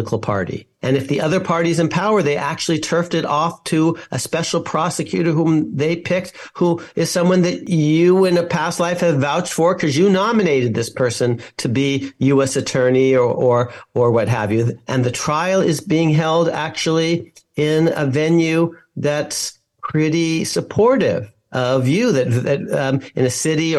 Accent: San Francisco Bay Area, California, United States; I'm from the San Francisco Bay Area

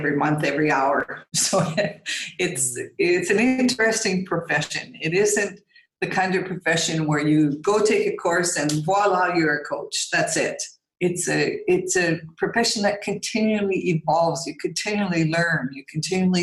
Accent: Canada; moved away as an adult; now in Muscat, Oman; I currently live in Muscat, Oman. I'm originally from Canada

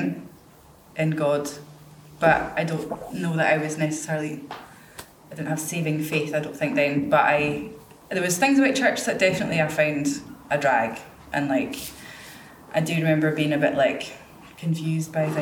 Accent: Inverness, Scotland, United Kingdom; I was born in Inverness.

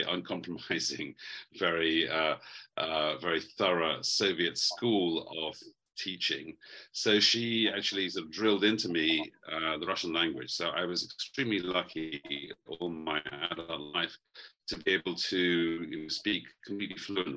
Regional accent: London, United Kingdom; moved away as an adult; also born or lived in Moscow; I was born in London.

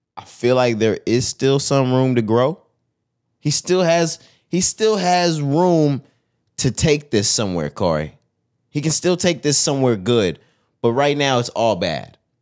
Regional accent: Texas, United States; We're from Texas. This is the South

